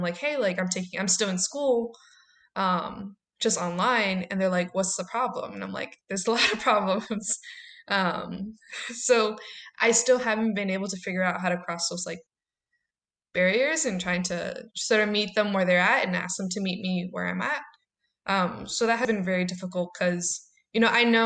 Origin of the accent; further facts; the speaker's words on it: Chicago, Illinois, United States; I grew up in Southside, went to high school there